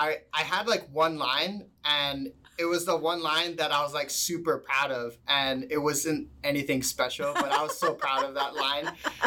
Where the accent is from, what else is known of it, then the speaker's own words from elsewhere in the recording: Maui, Hawaii, United States; also born or lived in Saipan; I actually moved here in 2000, actually. So I've been here for 21 years. I grew up on Maui. I moved here when I was 9. I moved from the island of Saipan.